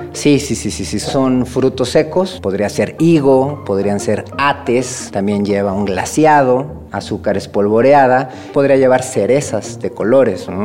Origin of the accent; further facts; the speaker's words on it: Mexico; nuestras tradiciones que nos dan identidad como mexicanos